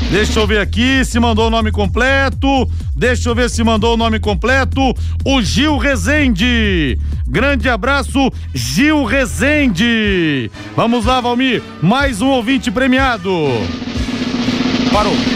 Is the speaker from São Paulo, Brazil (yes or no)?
no; Maringá, Paraná, Brazil; Eu sou de Maringá, mas eu tô por Londrina.